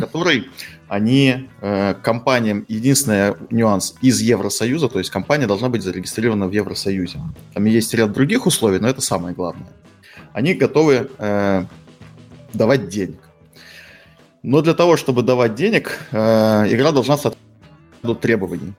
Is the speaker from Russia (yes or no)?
no; Estonia; я из Эстонии